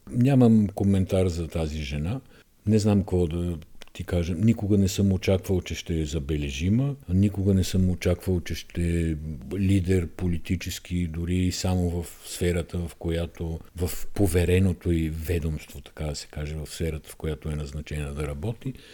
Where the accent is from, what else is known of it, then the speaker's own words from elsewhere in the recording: Bulgaria; ние сме българи, всички знаем, че сме българи